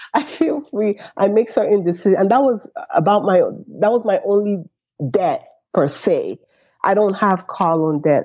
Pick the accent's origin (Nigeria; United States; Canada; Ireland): Nigeria